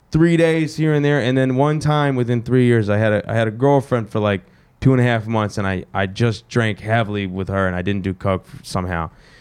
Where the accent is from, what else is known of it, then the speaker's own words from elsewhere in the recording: the South, United States; also born or lived in New Jersey / Pennsylvania; I'm actually the only person in my whole family to be born in the South. I come from a northern family.